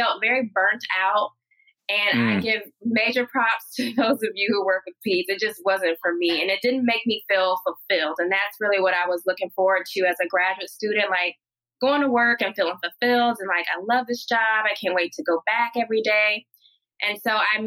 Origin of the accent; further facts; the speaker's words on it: North Carolina, United States; now in Richmond, United States; I was born and raised in North Carolina, so traditional Southern Black upbringing